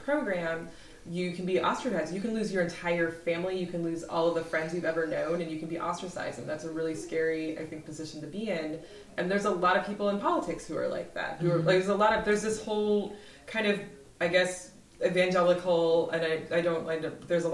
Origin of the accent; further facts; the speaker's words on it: Iowa City, Iowa, United States; I grew up in Iowa